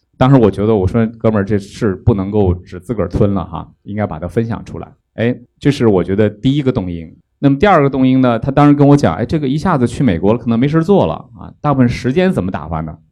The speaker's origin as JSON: {"language": "Chinese", "region": "northern China", "country": "China", "also_born_or_lived": "Fuzhou", "moved": "as an adult", "lives_now": "Beijing, China", "said": "我是北方人"}